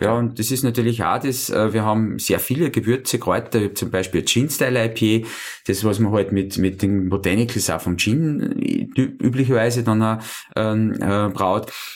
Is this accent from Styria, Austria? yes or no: yes; Schladming, Styria, Austria; ich bin ja gebürtiger Einstaller, ich bin äh, in Schlaping aufgewachsen